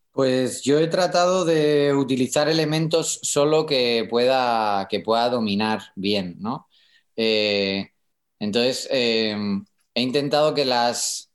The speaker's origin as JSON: {"language": "Spanish", "town": "Madrid", "region": "Community of Madrid", "country": "Spain", "tie": "born or raised there", "accent": "madrileño", "said": "Yo nací en Puerta del Ángel"}